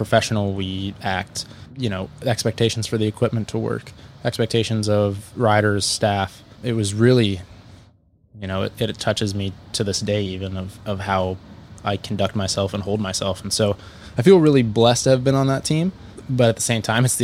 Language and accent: English; Fort Collins, Colorado, United States; I grew up in Fort Collins and I've lived there my whole life